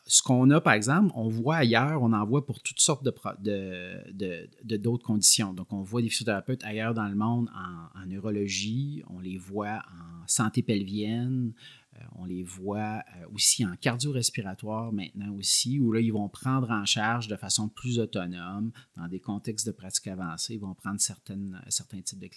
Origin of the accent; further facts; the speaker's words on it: Quebec City, Quebec, Canada; moved away as an adult; now in Montreal, Canada; je viens de la région de Québec